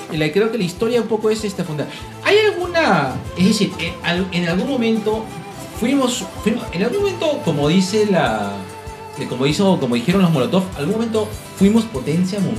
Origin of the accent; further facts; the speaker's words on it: Peru; todos como peruanos